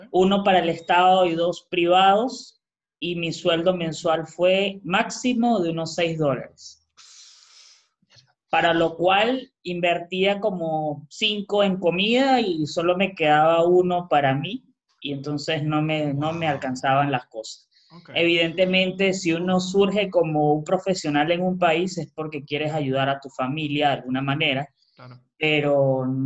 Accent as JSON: {"language": "Spanish", "country": "Peru", "moved": "as an adult", "said": "Sin embargo, como bueno, soy peruano, tengo familia y llegué directamente a un lugar."}